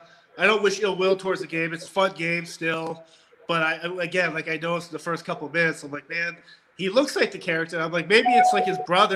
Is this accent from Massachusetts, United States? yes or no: yes; Wellesley, Massachusetts, United States; also born or lived in Pepperell, Massachusetts; I live in Massachusetts. And I grew up in Wellesley.